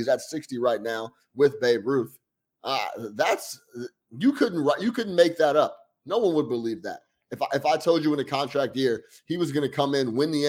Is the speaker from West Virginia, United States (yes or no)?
no; Chicago, Illinois, United States; I was from Chicago. I'm from Chicago